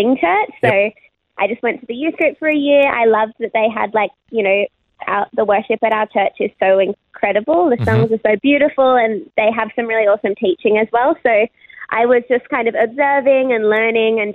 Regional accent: Sydney, New South Wales, Australia; born and raised in Sydney. I grew up in Concord, which is like in the inner west of Sydney

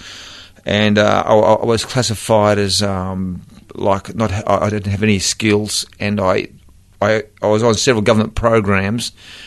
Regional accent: Brisbane, Queensland, Australia; I was born and bred in Brisbane

